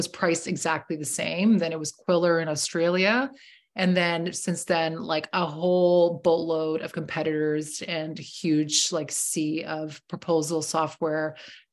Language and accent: English; Toronto, Ontario, Canada; I'm from Toronto